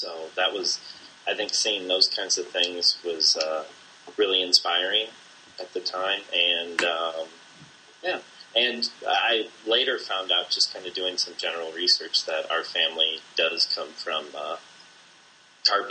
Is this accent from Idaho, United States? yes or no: no; Bloomington, Illinois, United States; grew up in Bloomington, Illinois, where you and I went to school as well